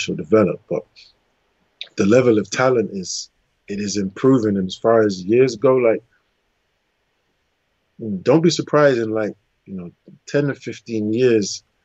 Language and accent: English; England, United Kingdom; I was born in England